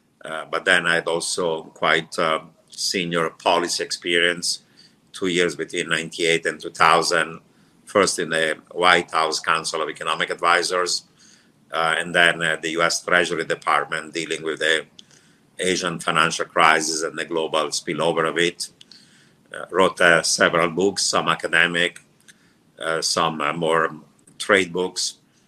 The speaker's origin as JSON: {"language": "English", "country": "Italy", "tie": "born or raised there", "also_born_or_lived": "Turkey / Iran / Israel", "lives_now": "United States", "said": "I grew up in Italy, but before Italy, I lived in Turkey, Iran, and Israel."}